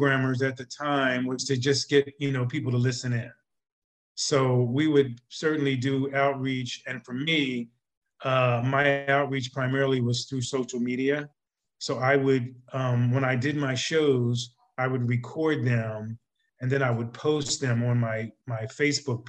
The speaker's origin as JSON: {"language": "English", "town": "Philadelphia", "region": "Pennsylvania", "country": "United States", "tie": "born or raised there", "also_born_or_lived": "West Coast", "said": "I grew up in Philadelphia, went to school here"}